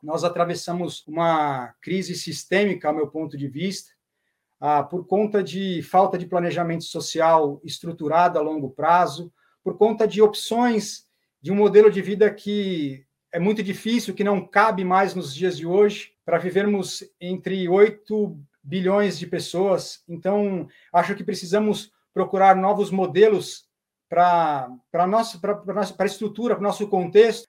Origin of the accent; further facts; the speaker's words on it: São Paulo, Brazil; sou natural de São Paulo, São Paulo mesmo